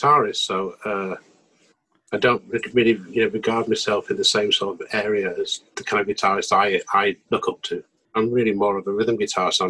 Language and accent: English; Yorkshire and the Humber, United Kingdom; also born or lived in Wakefield; we're both from Yorkshire